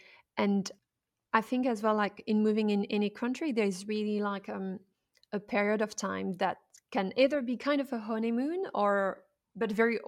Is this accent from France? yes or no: yes; France; English is a second language; moved away as an adult; I was still French, but not completely in a way.